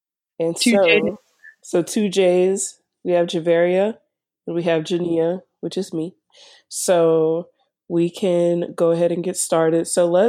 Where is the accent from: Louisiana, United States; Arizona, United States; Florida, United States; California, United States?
Louisiana, United States; New Orleans; I am from New Orleans, Louisiana originally, and I still live in Louisiana because of school.